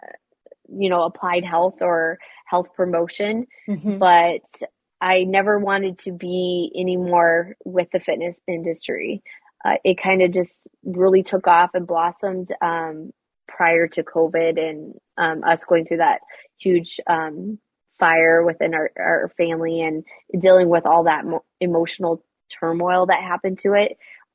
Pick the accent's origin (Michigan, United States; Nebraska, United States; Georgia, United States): Nebraska, United States; Western; I grew up in Western Nebraska